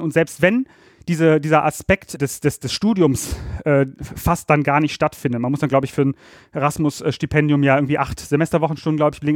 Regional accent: Ratingen, North Rhine-Westphalia, Germany; moved away as an adult; also born or lived in Berlin; ich komme aus dem Rheinland. Ich bin in Ratingen bei Düsseldorf aufgewachsen

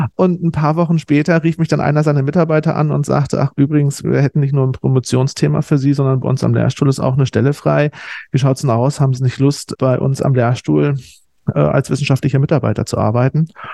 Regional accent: East Germany, Germany; moved away as an adult; also born or lived in Osnabrück, Germany; now in Berlin, Germany; da ich aus dem Osten komme, äh, so in Wendezeiten das Abitur abgelegt habe, noch mit einer spezifischen DDR-Ausbildung

